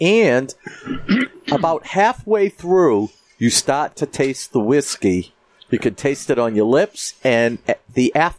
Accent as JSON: {"language": "English", "town": "Swampscott", "region": "Massachusetts", "country": "United States", "tie": "born or raised there", "said": "My hometown is Swampscott, Mass., and they got 27 inches."}